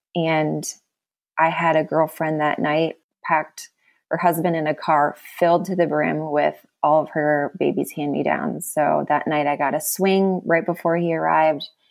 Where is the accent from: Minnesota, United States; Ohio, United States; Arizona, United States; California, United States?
Minnesota, United States; moved away as an adult; now in Florida, United States; I grew up in Minnesota